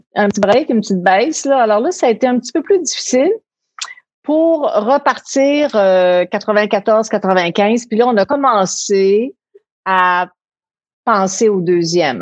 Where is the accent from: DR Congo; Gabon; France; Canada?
Canada; Quebec City, Quebec; on était à Québec, on vivait à Québec, de Québec